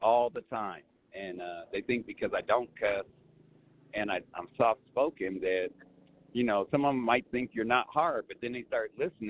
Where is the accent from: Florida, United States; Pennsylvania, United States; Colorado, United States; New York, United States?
Colorado, United States; also born or lived in Arizona; Arizona. I lived there for 12 years. I'm originally from Colorado